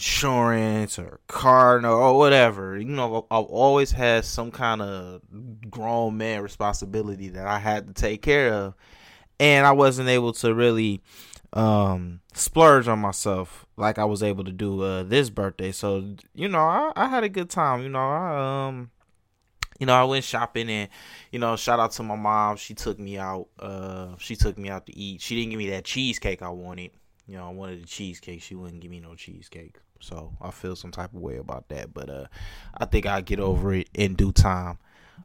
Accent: Detroit, Michigan, United States; moved away; I'm originally from Detroit

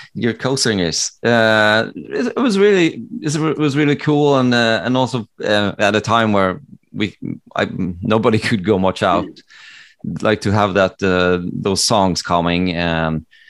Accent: Norway; born or raised there; English is a second language; also born or lived in Connecticut, United States

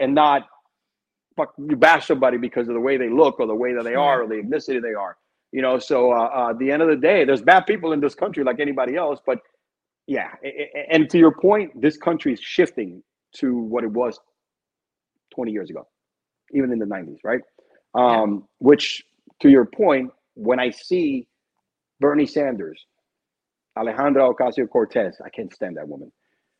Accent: Cuba; born there; I'm Cuban because I was born in Cuba, right? I'm proud of my heritage, you know, shit.

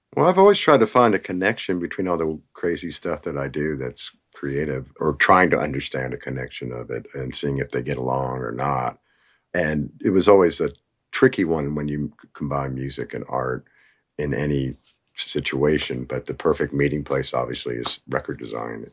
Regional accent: Nashville, Tennessee, United States; we're from Nashville

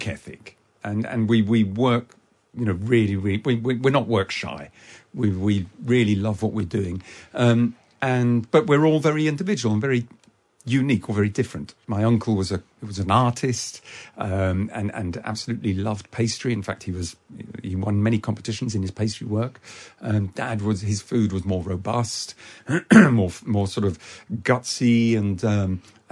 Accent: United Kingdom; dad and mum arrived in the UK in 1959, and I was born in 1960. So I'm not just from French stock. I was actually made here as well.

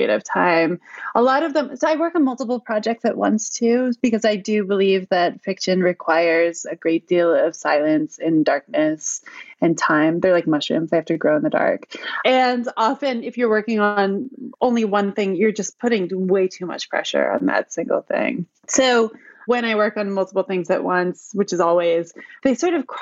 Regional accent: Cooperstown, New York, United States; I'm from Cooperstown, New York. It's a tiny little town in upstate New York

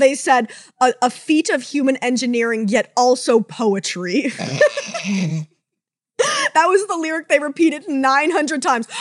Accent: Canada; as a Canadian

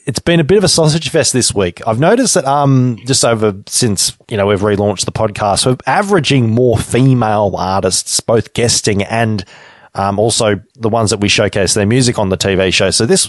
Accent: Deniliquin, New South Wales, Australia; moved away; I grew up in Denny

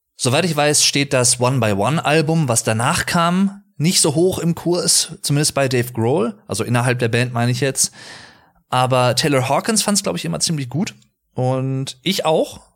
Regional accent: Sauerland, North Rhine-Westphalia, Germany; ich komme aus dem Sauerland

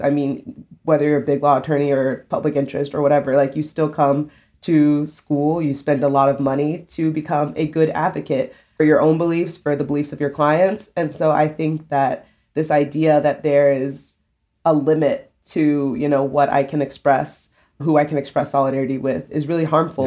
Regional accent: South Carolina, United States; moved away as an adult; now in New York, United States; I've lived in South Carolina my whole life

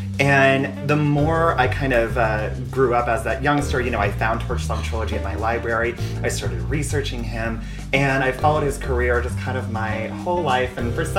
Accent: California, United States; in my gay little youth growing up in California.

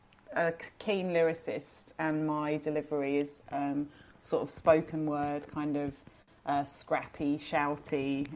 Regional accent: Brighton, South East England, United Kingdom; We're from Brighton, yeah, so we're from the seaside.

